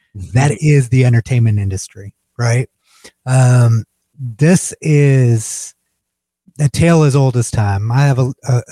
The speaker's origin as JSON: {"language": "English", "country": "United States", "said": "as an American living in America"}